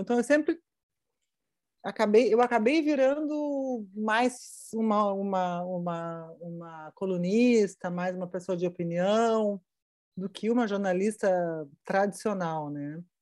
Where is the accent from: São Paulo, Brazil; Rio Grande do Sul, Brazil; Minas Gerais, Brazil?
Rio Grande do Sul, Brazil; accent: gaúcho; moved away as an adult; also born or lived in Curitiba; eu tinha já saído do Rio Grande do Sul e ido morar em, em, em Curitiba. E cheguei em Curitiba, o que eu queria fazer era televisão. E televisão ah, na época, uh, eles achavam que o meu sotaque gaúcho era uhum. muito pesado, muito forte